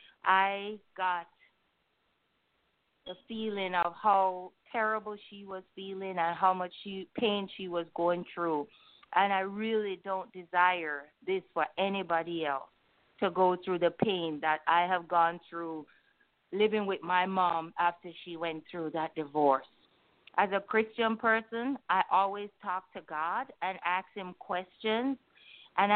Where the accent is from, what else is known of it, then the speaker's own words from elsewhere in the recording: Jamaica; in my culture, which I'm from Jamaica.